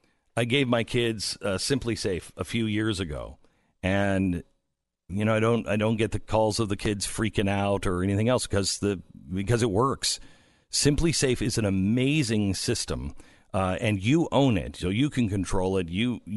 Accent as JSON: {"language": "English", "town": "Seattle", "region": "Washington", "country": "United States", "tie": "born or raised there", "said": "Amazon got into the race of Seattle City Council. Do you follow this at all, Stu? It's because it's my hometown-ish."}